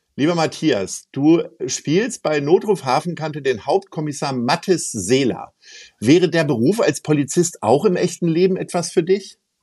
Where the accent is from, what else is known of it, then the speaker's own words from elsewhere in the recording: Hamburg, Germany; wir als Hamburger